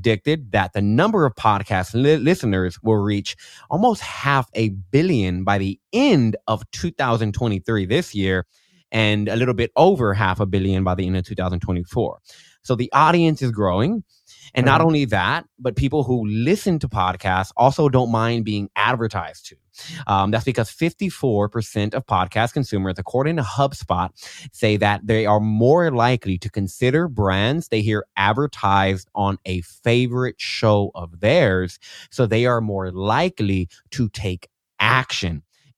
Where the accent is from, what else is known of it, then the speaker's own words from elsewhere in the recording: Austin, Texas, United States; Austin, Texas.